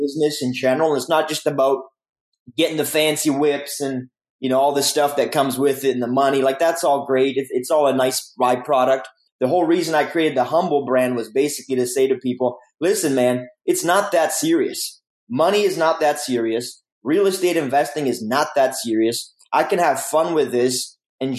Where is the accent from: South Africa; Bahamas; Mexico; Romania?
Romania; now in Canada; I come from Romania, a communist country. So coming to Canada was like a huge blessing for our family.